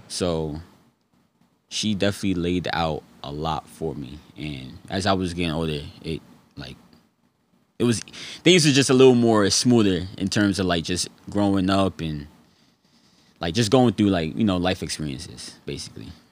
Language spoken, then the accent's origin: English; New York City, New York, United States; also born or lived in Fayetteville, North Carolina; born there, raised in between, like, Harlem and the Bronx, New York.